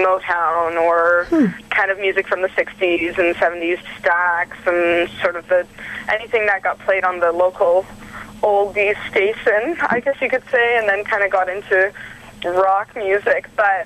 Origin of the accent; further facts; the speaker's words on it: Ontario, Canada; Well, I'm from Ontario. I've lived pretty much in a bunch of different cities. I'm kind of living a nomadic life, actually.